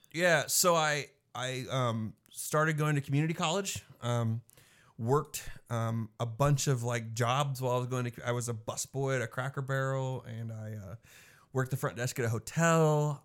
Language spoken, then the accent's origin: English; Mattoon, Illinois, United States; now in McPherson, United States; I grew up in Mattoon, Illinois.